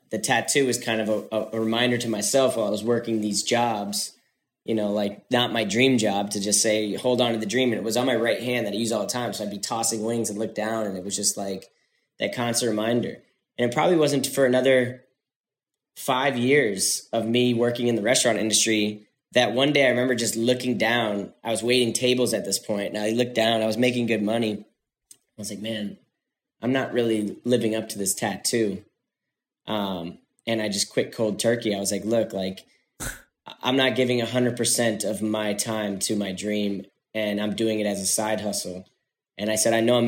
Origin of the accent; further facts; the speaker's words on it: Florida, United States; now in California, United States; I was in Florida, I grew up in Florida